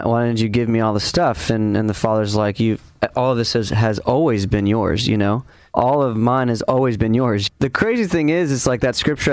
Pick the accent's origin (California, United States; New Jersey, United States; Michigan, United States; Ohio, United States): California, United States; Ventura; my hometown of Ventura